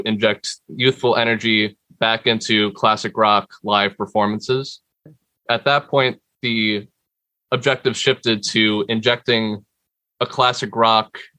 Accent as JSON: {"language": "English", "town": "Bayonne", "region": "New Jersey", "country": "United States", "said": "I'm from Bayonne, New Jersey"}